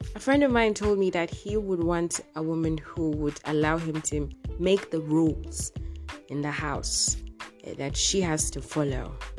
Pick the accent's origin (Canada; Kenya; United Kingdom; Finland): Kenya; here in Kenya, uh I'm from the Luo community